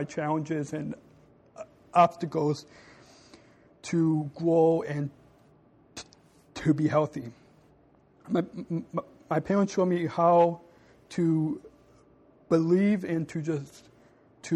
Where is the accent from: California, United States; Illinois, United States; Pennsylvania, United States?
California, United States; Long Beach; I was born in Long Beach, California